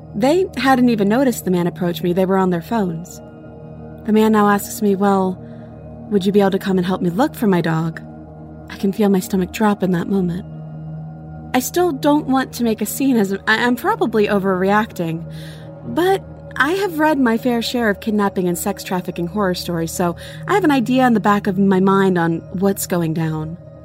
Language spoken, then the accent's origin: English; Florida, United States; I grew up in Florida, so I wasn't used to seeing piles of autumn leaves